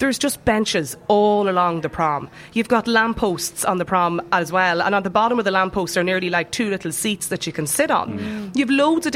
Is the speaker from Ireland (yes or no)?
yes; Donegal, Ulster, Ireland; I'm from Donegal